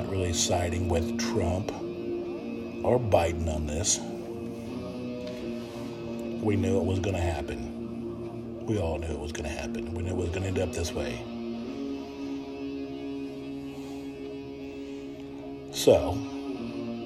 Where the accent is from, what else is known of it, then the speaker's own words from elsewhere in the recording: United States; as Americans